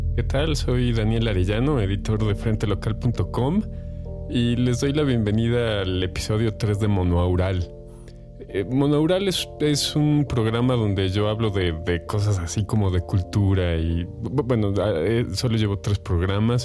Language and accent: Spanish; Mexico; como mexicanos